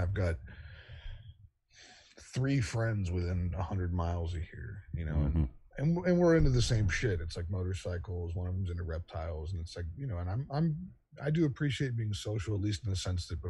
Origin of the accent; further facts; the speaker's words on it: Virginia, United States; also born or lived in Wise County, Virginia / South Carolina; now in North Carolina, United States; I'm from Virginia originally. I grew up between Northern Virginia and the southwestern corner of the state, Wise County, my family's from, and lived in South Carolina for a couple of years when I was a kid.